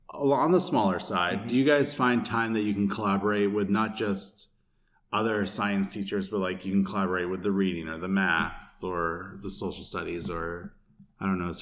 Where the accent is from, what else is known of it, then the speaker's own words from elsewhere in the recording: Vermont, United States; I came from Vermont and then I started teaching in Springfield, which is completely different too.